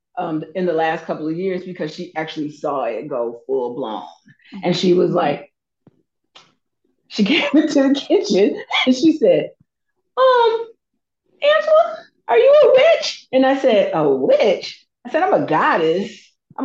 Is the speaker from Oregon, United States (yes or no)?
no; Anniston, Alabama, United States; moved away; also born or lived in Georgia; I am from Anniston, Alabama, a little bitty town, probably like 2 hours away from Atlanta, and then probably 2 hours, maybe 1.5 hours away from Birmingham. I grew up there. I was born there, but didn't live there all my time